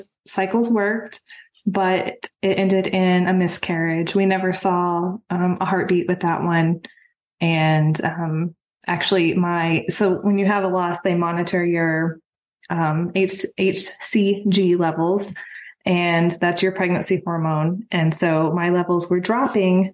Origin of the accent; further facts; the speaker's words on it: Texas, United States; moved away as an adult; now in Georgia, United States; I'm originally from Texas. We moved to Georgia about 3 years ago